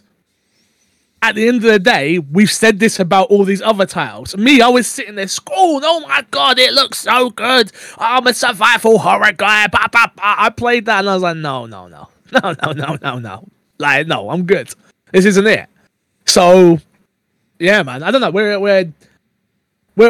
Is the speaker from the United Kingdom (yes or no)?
yes; United Kingdom; I'm British